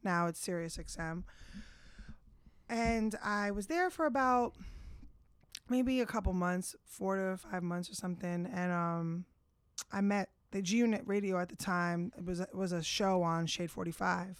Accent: Bergen County, New Jersey, United States; moved away as an adult; now in Queens, United States; I grew up in Jersey.

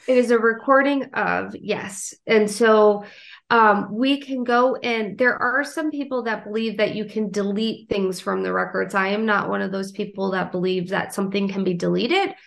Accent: Wisconsin, United States; moved away as an adult; now in South Carolina, United States; I grew up in Wisconsin and I moved down to South Carolina

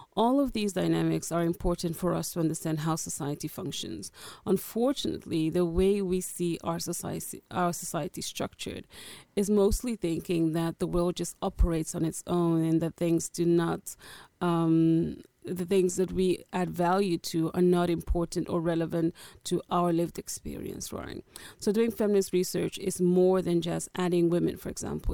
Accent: Netherlands; moved away as an adult; also born or lived in Angola; now in London, United Kingdom; I am originally from Angola. I grew up in the Netherlands as a refugee

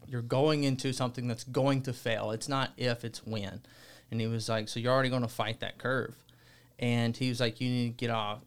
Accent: Alabama, United States; moved away; I'm from Alabama

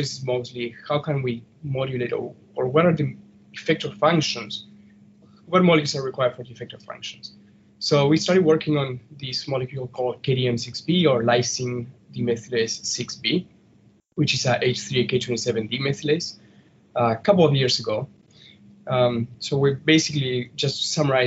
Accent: Argentina; now in North Chicago, United States; originally from Argentina.

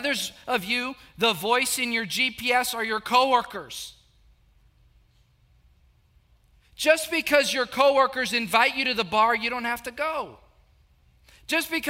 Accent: South Texas, United States; I grew up in a very small town, about 8,000, 9,000 people

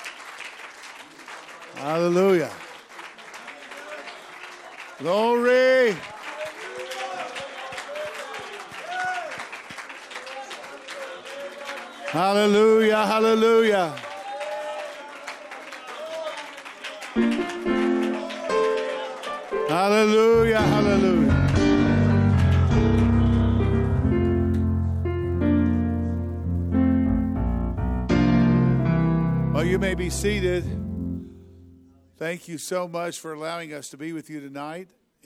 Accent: the South, United States; moved away; I'm originally from the South

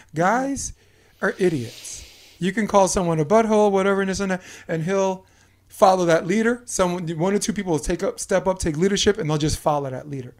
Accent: New York, United States; now in Hermosa Beach, United States; we are proud and fanatical about being from Brooklyn

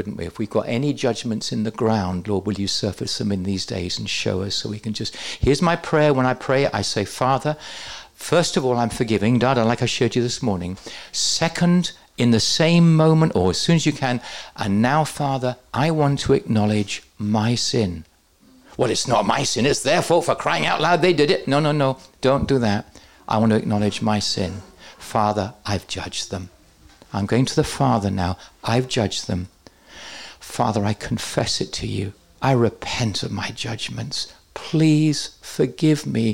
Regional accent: England, United Kingdom; I'm English

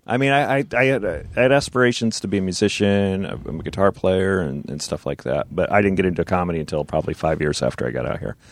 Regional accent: New Jersey, United States; my friend who I grew up with in Jersey

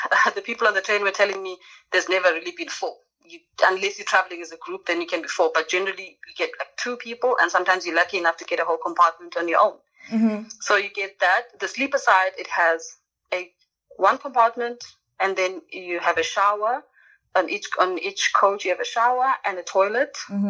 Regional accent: South Africa; I grew up in South Africa

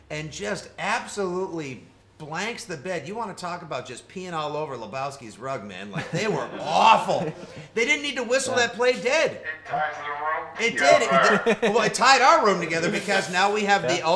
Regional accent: New England, United States; we're from New England.

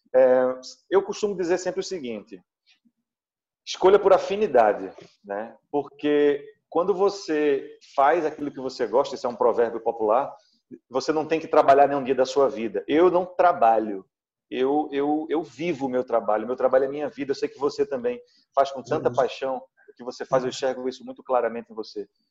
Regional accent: Pernambuco, Brazil; also born or lived in Recife; bolo de rolo é um produto é, é, tradicionalmente pernambucano, né? faz parte do nosso cardápio.

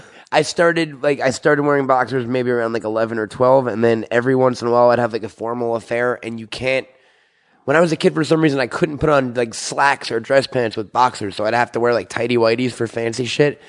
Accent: Syosset, New York, United States; I'm from Syosset, New York.

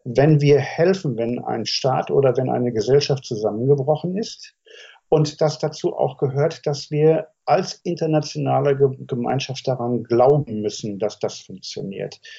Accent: Germany; als Deutscher mit meinem historischen Bezug

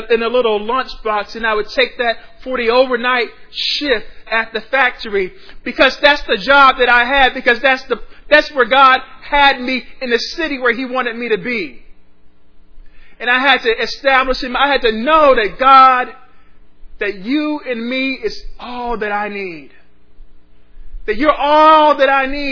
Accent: Ohio, United States; now in Austin, United States; my home state of Ohio

